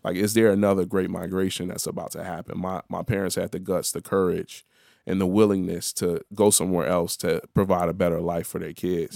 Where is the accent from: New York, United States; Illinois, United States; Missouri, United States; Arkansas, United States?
Illinois, United States; Chicago; I'm the Chicago dude till I'm in Chicago. Then I'm in Chicago, I'm the Haitian dude